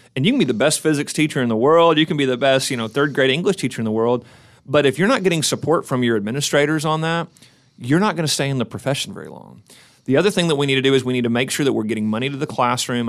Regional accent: McAlester, Oklahoma, United States; moved away as an adult; now in Oklahoma City, United States; we're originally from McAllister

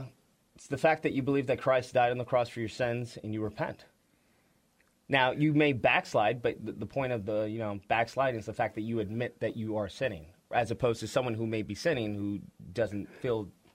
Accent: Los Angeles, California, United States; From L.A., born and raised.

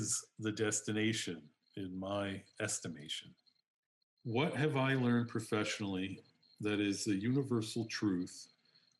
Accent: Chicago, Illinois, United States; I am from Chicago

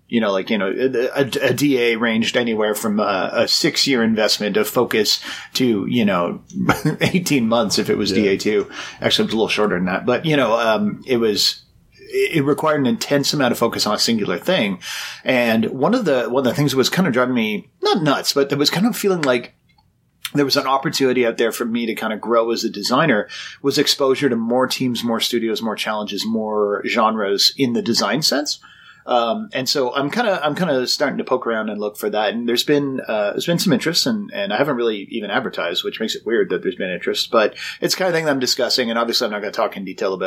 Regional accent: Canada; I'm Canadian

